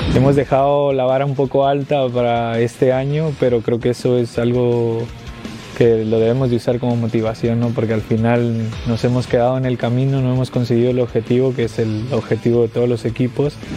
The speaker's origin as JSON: {"language": "Spanish", "country": "Mexico", "said": "soy mexicano"}